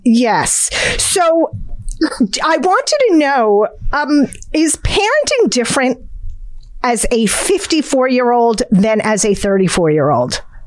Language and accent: English; New Jersey, United States; Jersey we are Jersey girls and we are proud of it.